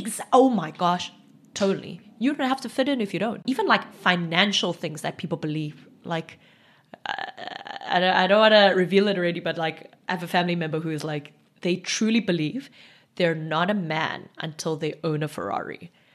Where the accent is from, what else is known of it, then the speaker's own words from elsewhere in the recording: Eastern Cape, South Africa; first language Xhosa; English is a second language; also born or lived in Johannesburg; now in Cape Town, South Africa; growing up in South Africa